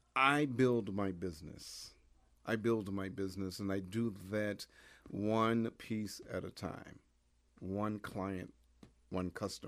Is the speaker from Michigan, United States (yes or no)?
yes; Detroit, Michigan, United States; I was raised in the Detroit area, Detroit, Michigan, at a time when it was just fantastic to be a kid in Detroit